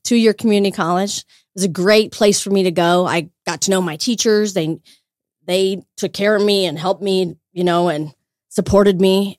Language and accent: English; Wheatland, Wyoming, United States; now in Greeley, United States; I grew up in Wheatland, Wyoming